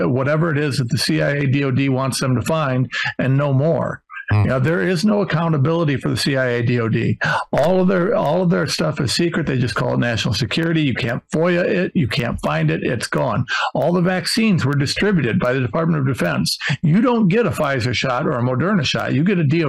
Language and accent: English; Ohio, United States; I'm nobody from Ohio